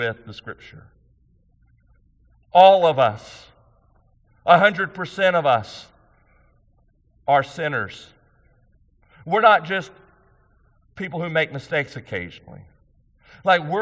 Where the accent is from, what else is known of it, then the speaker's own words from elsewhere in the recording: United States; I'm a conservative American